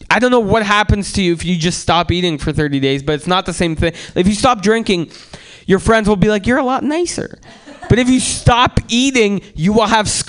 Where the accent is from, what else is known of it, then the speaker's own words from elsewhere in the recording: San Francisco, California, United States; Like everyone smoked weed growing up in San Francisco.